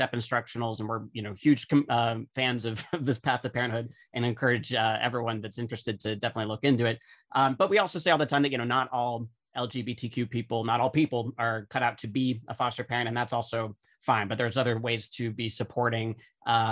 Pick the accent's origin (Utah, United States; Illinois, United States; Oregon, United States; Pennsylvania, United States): Utah, United States; now in New York, United States; I'm from Utah originally